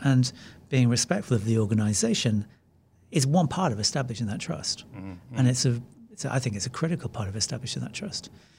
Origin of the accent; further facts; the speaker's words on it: New Zealand; Maybe part of that is being Kiwi.